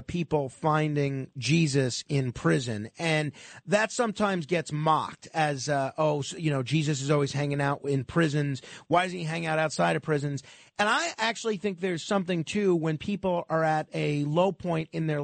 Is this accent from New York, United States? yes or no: yes; New York, United States; I'm a New Yorker